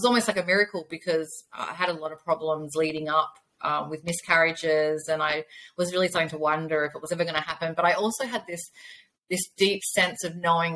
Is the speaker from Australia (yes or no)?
yes; Australia; I am from Australia